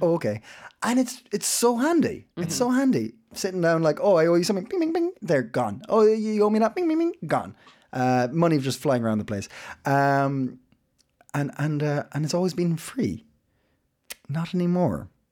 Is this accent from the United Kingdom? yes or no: no; Ireland; now in Copenhagen, Denmark; I'm Irish